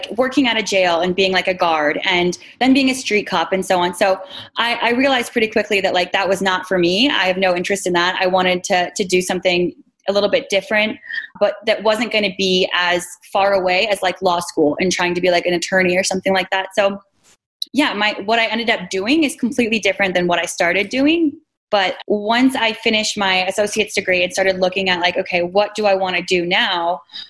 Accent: Washington, United States; We're both from Washington State.

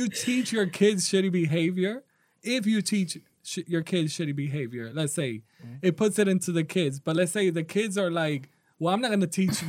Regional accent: New York, United States; I'm from New York, so that's an even we're from New York.

